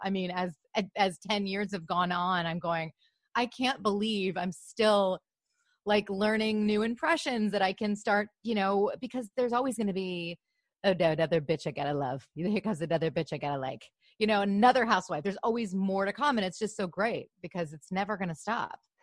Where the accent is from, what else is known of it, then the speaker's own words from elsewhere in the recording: Grosse Pointe, Michigan, United States; also born or lived in Los Angeles; now in Glendale, United States; I'm from Michigan